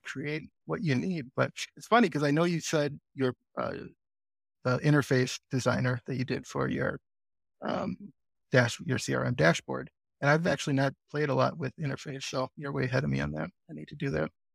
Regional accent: Green Bay, Wisconsin, United States; I'm also from Green Bay, Wisconsin

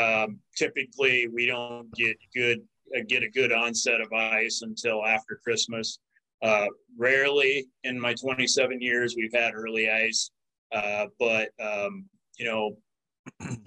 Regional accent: Northwest Iowa, United States; also born or lived in Texas / Missouri / South Dakota; I grew up in Northwest Iowa, I've been an Iowa resident most of my life

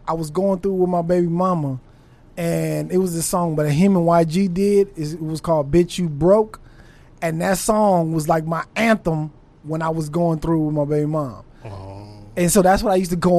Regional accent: California, United States; I grew up on the east side.

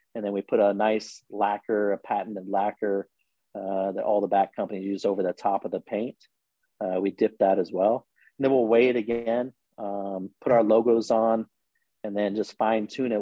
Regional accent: Logansport, Indiana, United States; moved away as an adult; now in Indianapolis, United States; I grew up in Logansport, Indiana

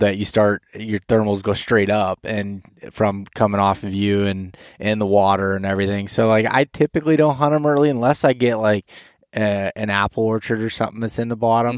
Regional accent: Pennsylvania, United States; I'm from Pennsylvania

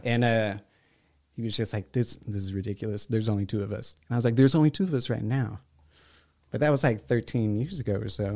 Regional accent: La Porte, Texas, United States; I grew up on the southeast side

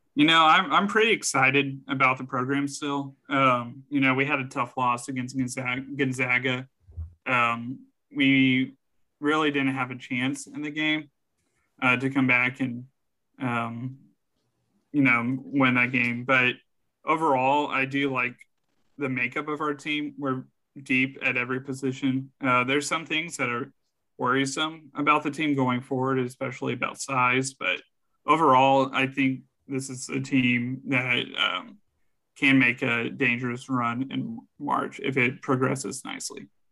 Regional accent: San Antonio, Texas, United States; born or raised there

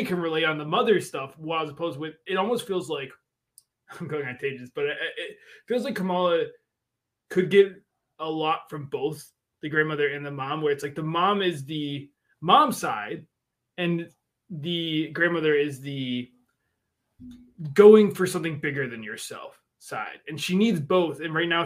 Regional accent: Buffalo, New York, United States; I grew up in Buffalo

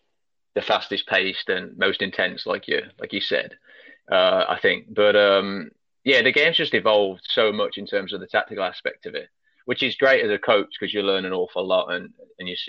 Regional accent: Birmingham area, West Midlands, United Kingdom; moved away as an adult; now in United States; I'm from Birmingham, which is in the West Midlands.

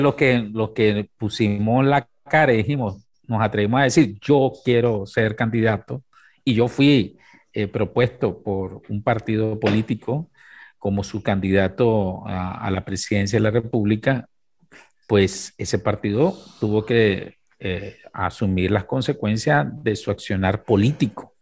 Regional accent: Nicaragua; nosotros tenemos como Estado nicaragüense

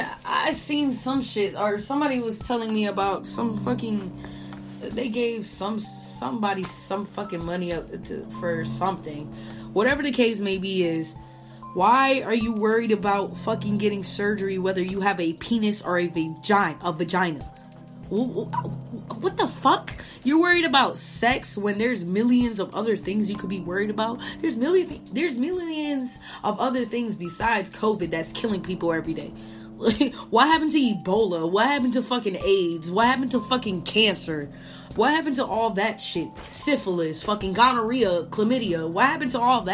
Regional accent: Puerto Rico; now in United States; labeled as a Boricua

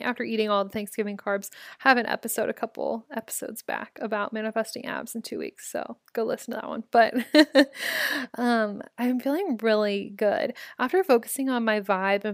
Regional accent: Omaha, Nebraska, United States; Omaha, my hometown

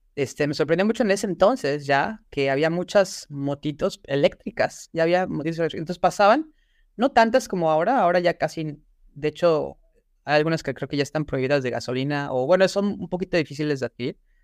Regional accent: Puebla, Mexico; moved away as an adult; now in Shanghai, China; nací en México, soy de la ciudad de Puebla

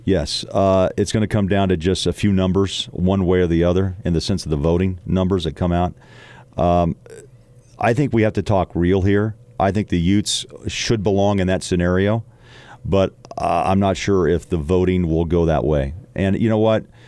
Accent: Midwest, United States; moved away; I'm from the Midwest, but I've worked in the West for most of my career

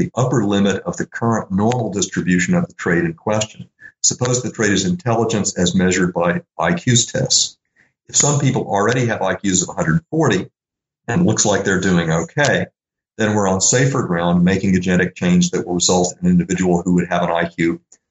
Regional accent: Little Rock, Arkansas, United States; I grew up in Little Rock, Arkansas

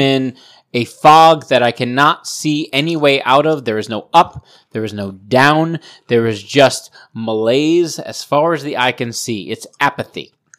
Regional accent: Providence, Rhode Island, United States; I grew up in Providence

